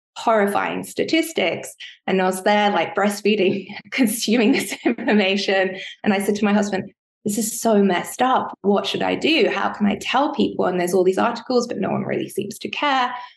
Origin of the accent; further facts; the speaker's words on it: United Kingdom; I'm British